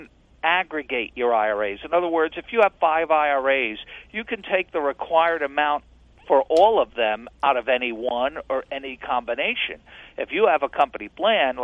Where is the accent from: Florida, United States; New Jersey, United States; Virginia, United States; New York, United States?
New York, United States; I grew up in New York as a Yankee fan